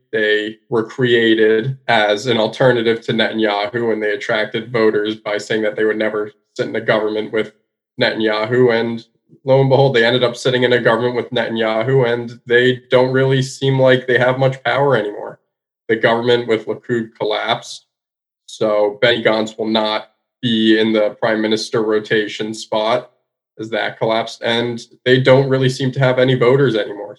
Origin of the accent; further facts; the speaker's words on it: United States; me being an American